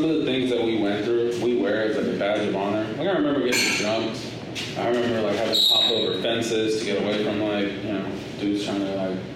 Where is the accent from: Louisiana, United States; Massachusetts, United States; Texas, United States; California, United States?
California, United States; Los Angeles; moved away; I grew up in Los Angeles. I grew up in this little spot called. It was this street called Figueroa, and it's in the heart of like South Central